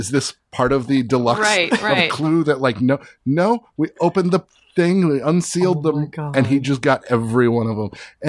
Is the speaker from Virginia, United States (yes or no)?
yes; Northern Virginia, United States